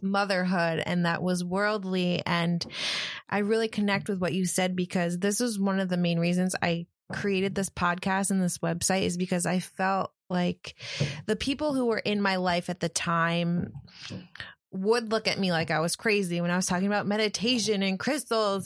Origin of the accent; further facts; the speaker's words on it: Ithaca, New York, United States; now in New Jersey, United States; I grew up in Ithaca, New York, which is probably the hippie capital of the East Coast